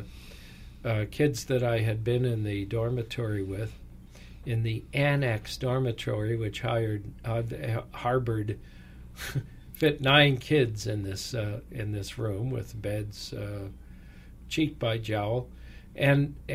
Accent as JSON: {"language": "English", "region": "California", "country": "United States", "tie": "born or raised there", "said": "spent much of my boyhood after his retirement here in California, where we came to California"}